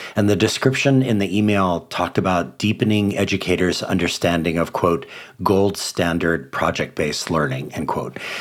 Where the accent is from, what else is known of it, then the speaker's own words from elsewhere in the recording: Hawaii, United States; five public schools in my home state of Hawaii